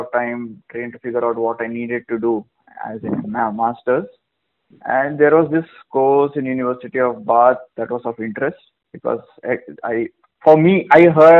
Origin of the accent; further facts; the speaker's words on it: Mangalore, Karnataka, India; moved away as an adult; also born or lived in United Kingdom; I was born in Mangalore, born and brought up totally in Mangalore. So most of my schooling and graduation was in Mangalore too.